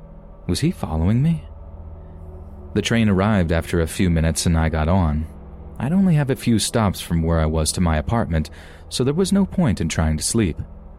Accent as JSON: {"language": "English", "region": "Texas", "country": "United States", "tie": "born or raised there", "said": "her son and I all moved to an area close to where I grew up in Central Texas."}